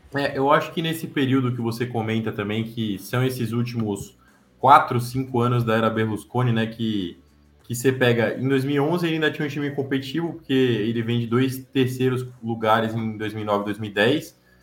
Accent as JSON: {"language": "Portuguese", "country": "Brazil", "said": "eu, que sou brasileiro"}